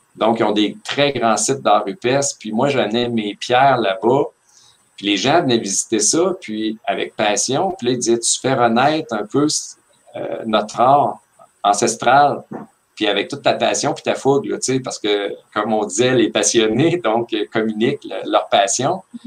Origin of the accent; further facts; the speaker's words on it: Victoriaville, Quebec, Canada; j'ai été élevé à Victoriaville